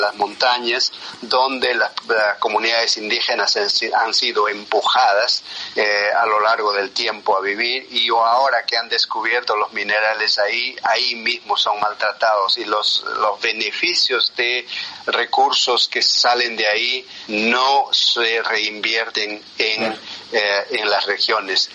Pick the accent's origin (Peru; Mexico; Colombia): Peru; first language Quechua; Spanish is a second language; moved away; soy, como vos has dicho bien, eh, del, eh, del, interior del, del, Perú. Soy quechua originalmente, mi primer idioma es quechua